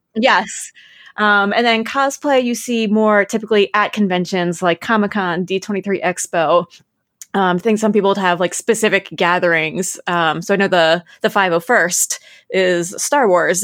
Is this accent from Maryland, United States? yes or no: yes; Maryland, United States; I'm from Maryland